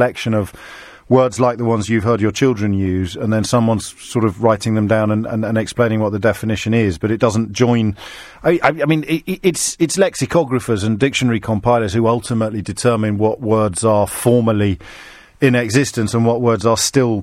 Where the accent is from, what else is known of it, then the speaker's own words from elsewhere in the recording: Black Country, West Midlands, United Kingdom; When I grew up in the Black Country